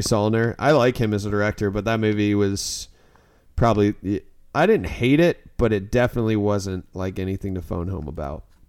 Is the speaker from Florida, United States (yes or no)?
yes; Florida, United States; I'm from Florida